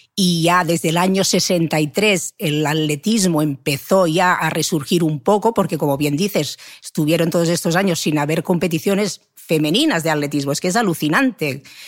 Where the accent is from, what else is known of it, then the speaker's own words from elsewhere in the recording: Manresa, Catalonia, Spain; yo soy de Manresa